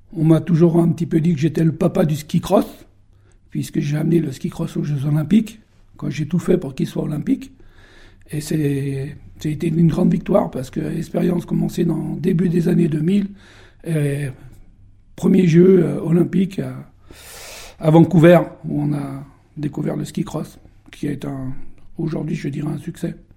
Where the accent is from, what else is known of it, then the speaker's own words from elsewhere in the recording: Beaufort, Auvergne-Rhône-Alpes, France; je suis né il y a quelques années à Beaufort, au coin de la cheminée, et je suis le numéro 7 d'une fratrie de 11. Après... Euh, être passé par le, collège de Beaufort